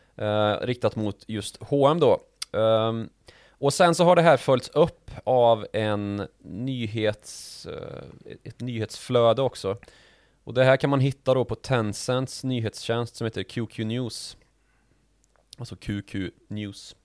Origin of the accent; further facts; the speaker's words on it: Sweden; som svenskar